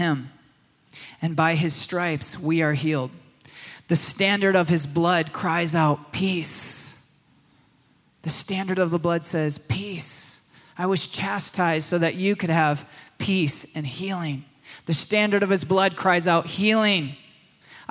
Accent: Michigan, United States; When I was a boy in the forests of Michigan, I grew up in Michigan

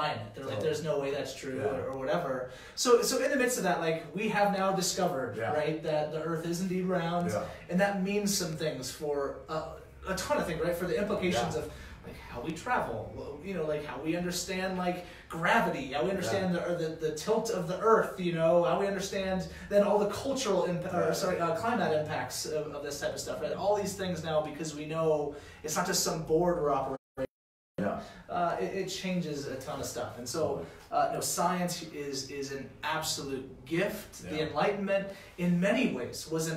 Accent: Louisiana, United States; moved away; I grew up in Louisiana, and literally everyone was a Christian

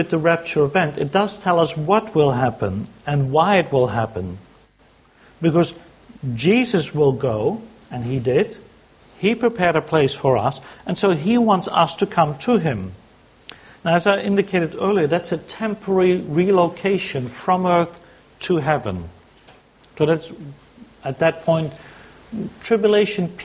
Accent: Sydney, New South Wales, Australia; I come from Sydney

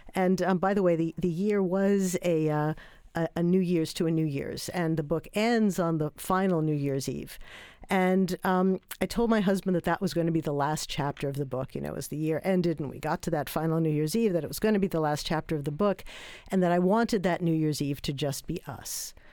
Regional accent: New York, United States; I'm from New York

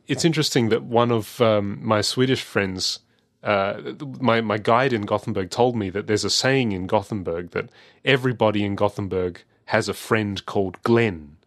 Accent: Adelaide, South Australia, Australia; I'm from Adelaide

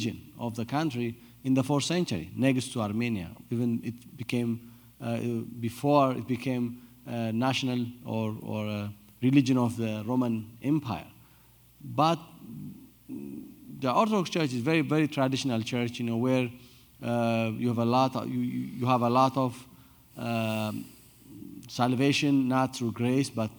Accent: Addis Ababa, Ethiopia; I came from Ethiopia. I was born and raised in Addis Ababa, the capital city.

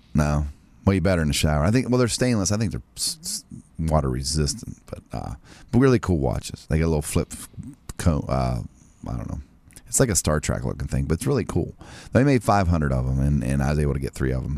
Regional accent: Martins Ferry, Ohio, United States; my hometown

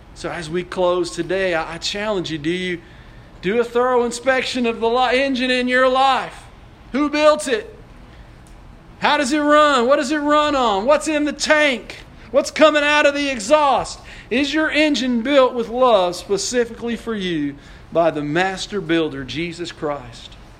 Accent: Odessa, Texas, United States; I grew up in Odessa

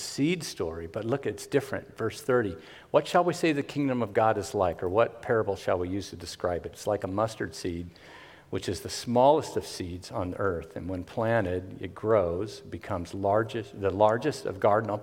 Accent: Miami, Florida, United States; hoodlum and little wannabe hippie growing up in Carroll City, Miami, Florida

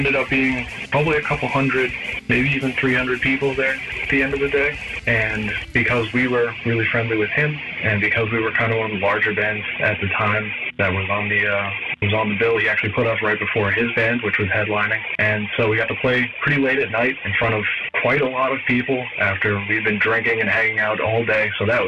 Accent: Massachusetts, United States; I'm from Massachusetts.

